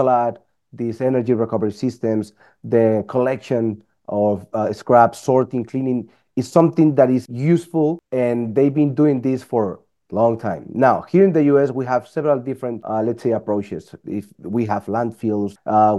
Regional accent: Colombia; moved away; I'm from Colombia. When I was living in Colombia, I used to have my company as well

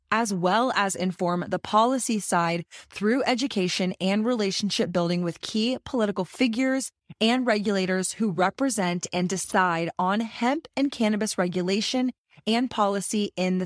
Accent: Texas, United States; my home state

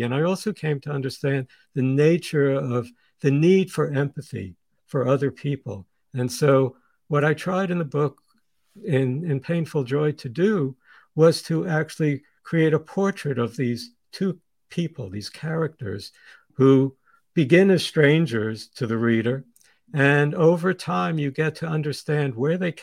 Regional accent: New York City, New York, United States; also born or lived in Sweden; I was born in Sweden, as was my sister. We had emigrated to the United States in 1952. They met in 1946 and married then. And when we came to the United States and we lived in this tiny little apartment in Coney Island in Brooklyn

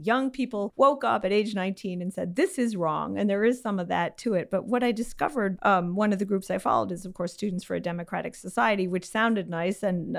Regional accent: Illinois, United States; because I'm from Illinois

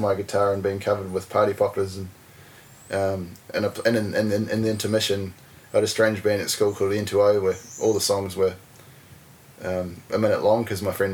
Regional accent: Invercargill, Southland, New Zealand; moved away as an adult; also born or lived in Dunedin, New Zealand; now in Wellington, New Zealand; I grew up in Invercargill

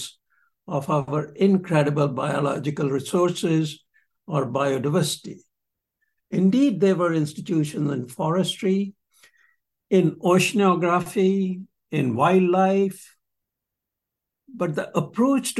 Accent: Punjab, India; I was born and raised in Punjab

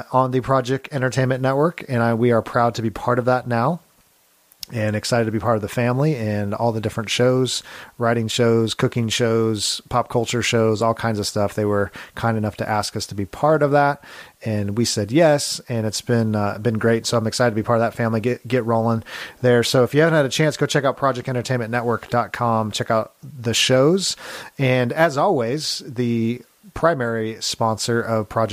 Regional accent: California, United States; moved away as an adult; also born or lived in Grand Rapids, Michigan; I'm from California originally, and so we moved out there

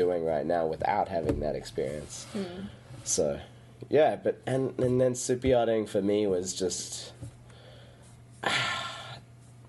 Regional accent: South Africa; now in Newport, United States; the bluntness comes from that South African bluntness

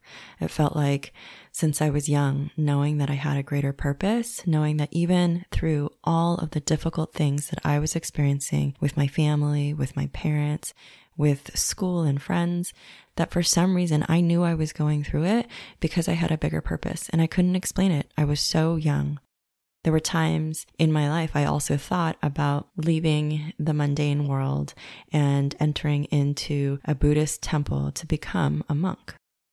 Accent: Los Angeles, California, United States; similar to the town that I grew up in West LA, where it was mostly Caucasian people.

